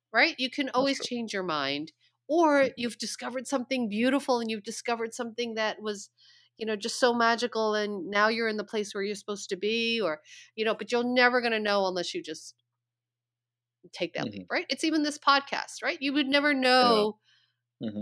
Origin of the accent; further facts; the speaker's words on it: Long Island, New York, United States; moved away; I was born in New York City. I was mm-hmm. raised mm. on Long Island, about an hour away from the city. I, you know, my whole childhood upbringing was pretty much in New York.